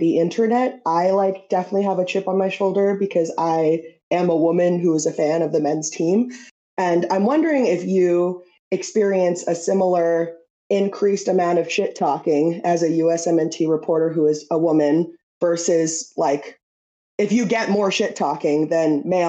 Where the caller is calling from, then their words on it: San Francisco, California, United States; Hi, I'm … from San Francisco.